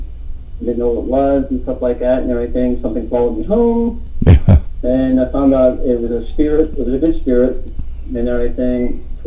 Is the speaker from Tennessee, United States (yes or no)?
no; Altoona, Pennsylvania, United States; Tats has been in my hometown, where I'm living now.